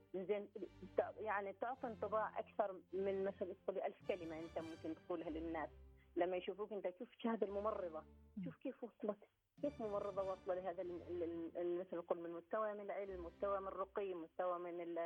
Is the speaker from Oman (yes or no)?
yes; Oman; احنا كنا اول دفعه